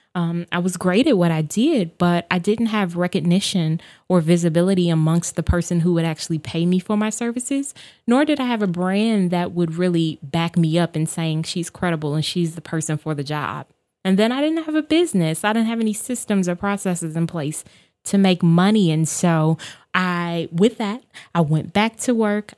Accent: Chicago, Illinois, United States; I am born and raised on the South Side of Chicago

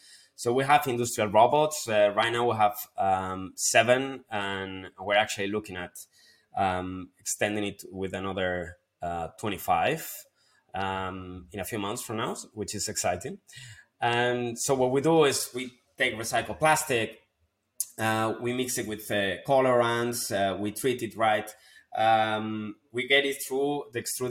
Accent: Spain; moved away; my hometown, back in Spain

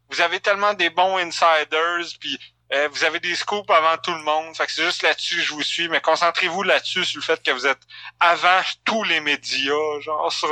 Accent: Quebec, Canada; Oubliez {S0} Montréal Montréal. On est des Québécois.

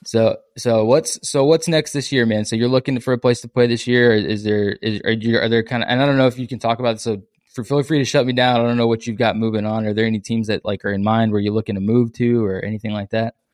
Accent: San Antonio, Texas, United States; also born or lived in Lufkin, Texas; I'm from San Antonio

